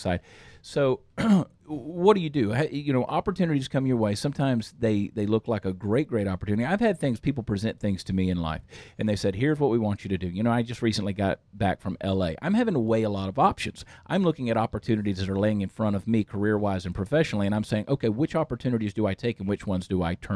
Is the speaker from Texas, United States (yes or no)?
yes; Texas, United States; we're from Texas